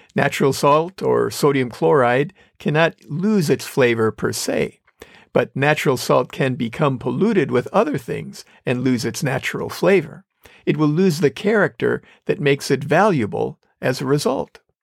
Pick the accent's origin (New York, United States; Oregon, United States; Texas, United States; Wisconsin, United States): Wisconsin, United States; I grew up in Wisconsin